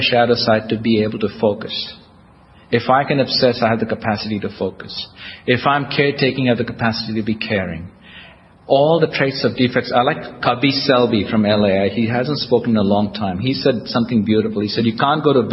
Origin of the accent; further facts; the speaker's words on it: India; now in United States; I'm Indian, American, I'm a citizen of the United States.